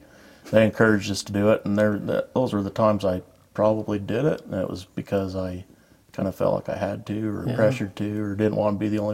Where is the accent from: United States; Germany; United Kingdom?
United States; Richmond, Utah; I was born and raised in Richmond, never left.